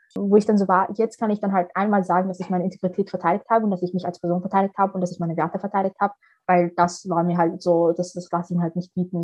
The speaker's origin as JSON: {"language": "German", "region": "Vienna", "country": "Austria", "also_born_or_lived": "Somalia", "said": "ich bin eine Wienerin wie Dominik Nepp"}